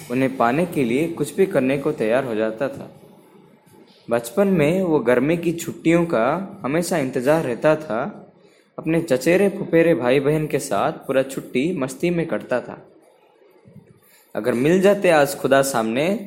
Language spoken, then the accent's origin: Hindi; Odisha, India; नमस्कार दोस्तों … और मैं उड़ीसा से हूँ